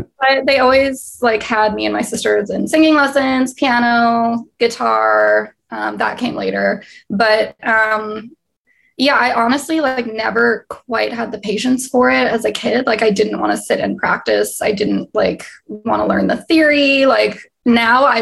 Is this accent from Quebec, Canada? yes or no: no; Winnipeg, Manitoba, Canada; moved away as an adult; now in Los Angeles, United States; I was born and raised in Winnipeg, Manitoba. So right in the middle of Canada